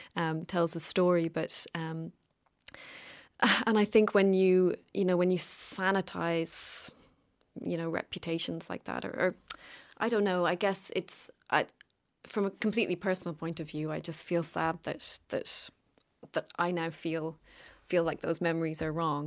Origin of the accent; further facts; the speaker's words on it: Cork, Munster, Ireland; I always consider myself from Cork